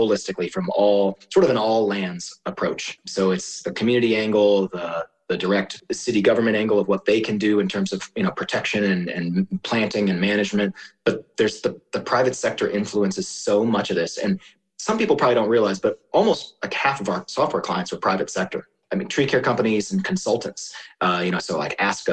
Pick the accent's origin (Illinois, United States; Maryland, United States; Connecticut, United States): Maryland, United States; now in Colorado, United States; I grew up in Maryland